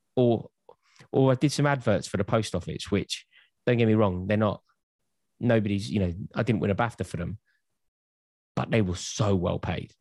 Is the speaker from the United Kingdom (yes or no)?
yes; London, United Kingdom; I'm from North London